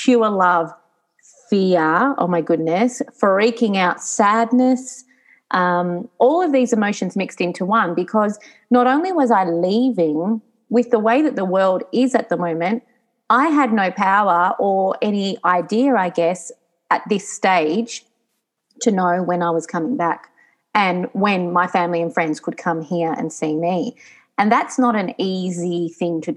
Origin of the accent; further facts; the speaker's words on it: Geelong, Victoria, Australia; moved away as an adult; now in Novara, Italy; I grew up in Geelong.